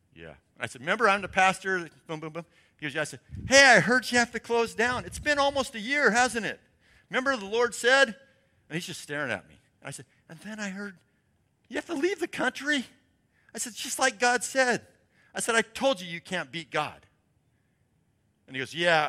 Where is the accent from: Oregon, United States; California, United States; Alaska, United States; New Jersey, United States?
Oregon, United States; Portland; moved away; I'm from Portland